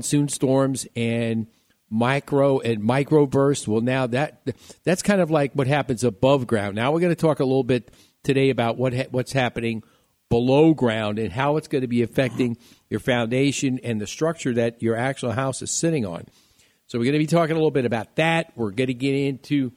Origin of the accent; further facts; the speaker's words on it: New York City, New York, United States; my hometown at City Field in New York in Flushing